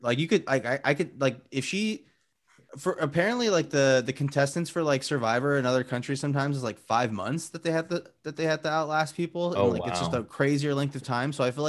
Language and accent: English; Glendora, California, United States; I'm from Glendora, California, which is the pride of the foothills.